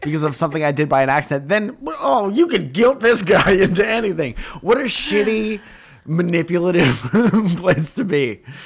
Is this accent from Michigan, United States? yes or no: no; Stratford, Connecticut, United States; We're from Stratford